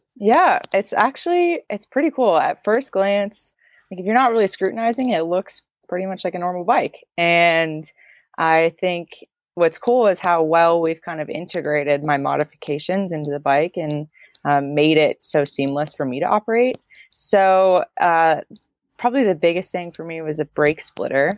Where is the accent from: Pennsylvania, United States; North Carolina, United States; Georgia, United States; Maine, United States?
Maine, United States; now in Montana, United States; I'm originally from the Maine area, which is the very northeastern part of the states, and I'm chatting with you from Montana